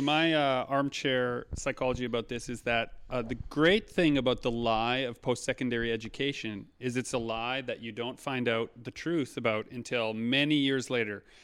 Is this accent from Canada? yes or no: yes; Saint Germain, Manitoba, Canada; I grew up in Saint Germain, Manitoba, just outside of Winnipeg